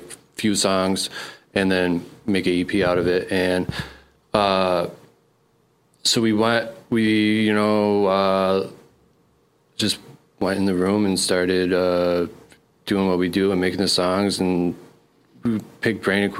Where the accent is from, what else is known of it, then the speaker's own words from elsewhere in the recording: Hamburg, New York, United States; I grew up outside of Buffalo in a town called Hamburg